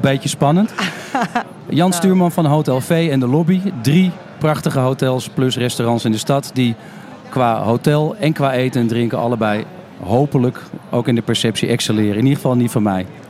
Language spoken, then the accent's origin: Dutch; Amsterdam, North Holland, Netherlands; als Amsterdammer zelf, die woont, woont, werkt en recreëert